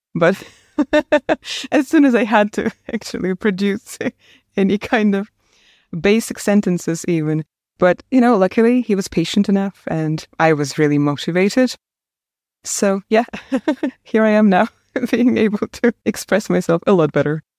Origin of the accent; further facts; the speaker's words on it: Komsomolsk-on-Amur, Khabarovsk Krai, Russia; first language Russian; English is a second language; moved away as an adult; also born or lived in Saint Petersburg, Russia; now in Ireland; I was born in a small town in the far east of Russia called Komsomolsk on Amur